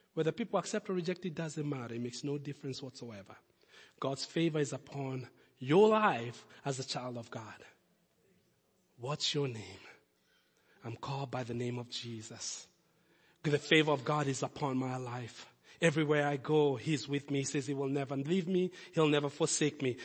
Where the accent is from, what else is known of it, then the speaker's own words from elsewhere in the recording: Kenya; moved away; also born or lived in Lincoln; Kid from Kenya